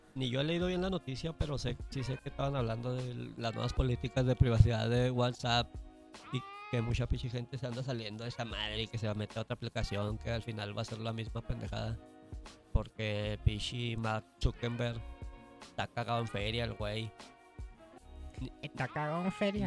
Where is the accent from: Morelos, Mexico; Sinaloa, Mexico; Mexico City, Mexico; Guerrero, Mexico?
Mexico City, Mexico; Tepito, mi barrio. ah, pues yo soy de Tepito